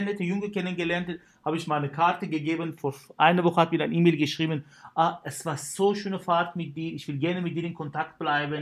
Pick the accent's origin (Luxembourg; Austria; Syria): Syria; German is a second language; moved away as an adult; also born or lived in Karlsruhe, Germany / Kiel, Germany; now in Germany; ich habe mein Abitur in Syrien gemacht